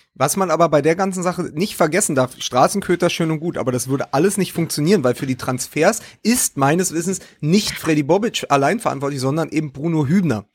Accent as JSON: {"language": "German", "region": "Berlin", "country": "Germany", "said": "das weiß ich als Berliner"}